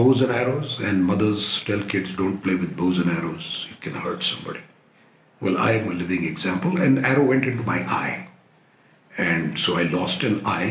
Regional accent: Delhi, India; moved away as an adult; now in Nagar, India; I grew up in Delhi. I am a Delhi-born and brought up boy

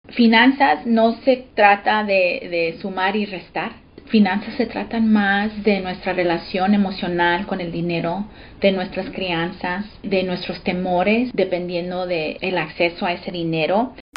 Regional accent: Austin, Texas, United States; born or raised there; also born or lived in Los Angeles, California

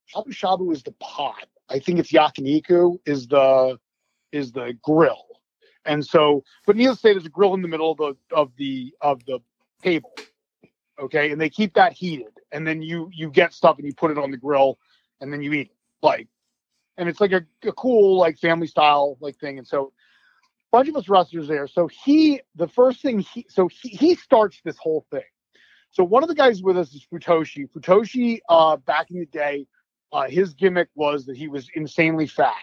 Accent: United States; also born or lived in Japan; being an American wrestler in Japan

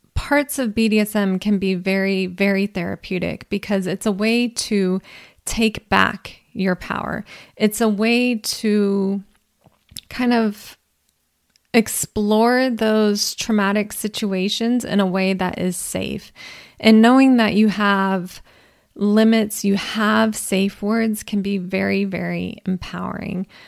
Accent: California, United States; I'm an American, I'm a Californian

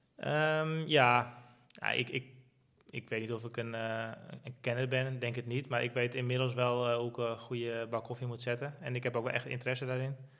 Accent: Netherlands; als Nederlander

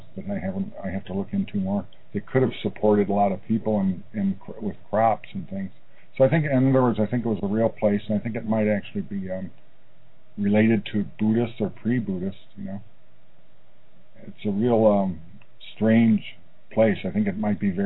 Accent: Chicago, Illinois, United States; now in Tucson, United States; I grew up in Chicago, outside of Chicago

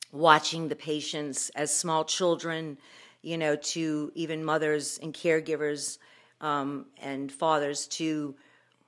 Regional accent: New Orleans, Louisiana, United States; accent: Brooklyn; I hope people can tell by my voice, but I'm born and raised in New Orleans. And even though a lot of people say I sound like I'm from Brooklyn, I am born and raised in New Orleans

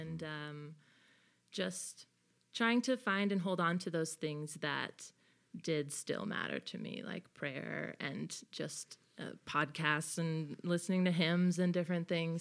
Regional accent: Bay Area, California, United States; moved away as an adult; also born or lived in Bethlehem, Pennsylvania; I am from the Bay Area, so I'm from California

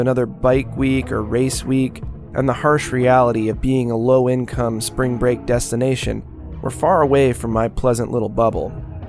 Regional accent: Daytona Beach, Florida, United States; my hometown of Daytona Beach, Florida.

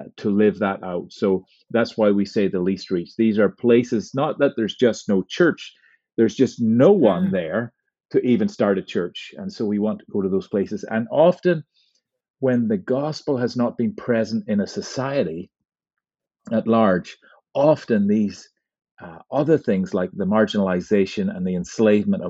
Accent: Northern Ireland, United Kingdom; in my own life growing up in Northern Ireland

